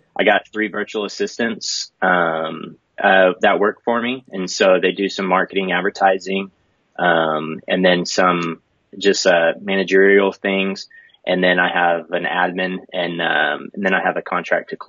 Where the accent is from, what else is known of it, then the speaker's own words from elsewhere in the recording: Clovis, New Mexico, United States; also born or lived in New Hampshire; now in Lubbock, United States; I grew up in Clovis, New Mexico